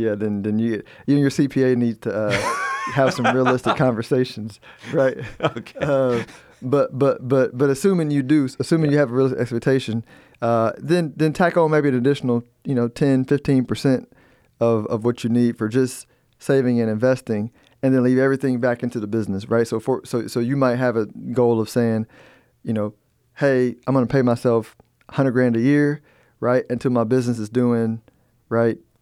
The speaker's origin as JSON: {"language": "English", "country": "United States", "said": "I'm an American"}